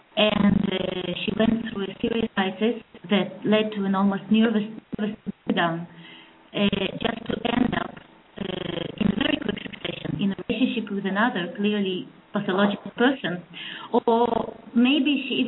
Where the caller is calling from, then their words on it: Belarus; I'm calling from Belarus.